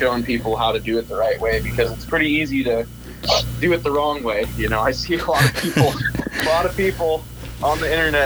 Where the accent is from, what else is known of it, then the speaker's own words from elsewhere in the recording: Moses Lake, Washington, United States; I'm from Moses Lake. There's probably 35,000 people in this town